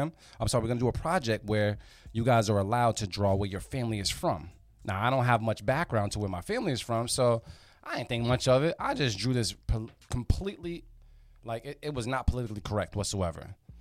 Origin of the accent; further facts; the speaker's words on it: Nigeria; I got this whole little blurb about us being Nigerian.